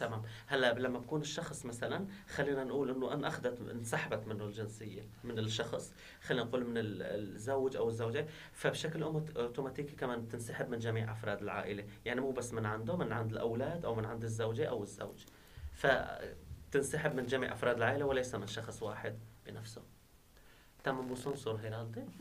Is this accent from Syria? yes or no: yes; Syria; now in Turkey; نحن وضعنا كسوريين نحن هون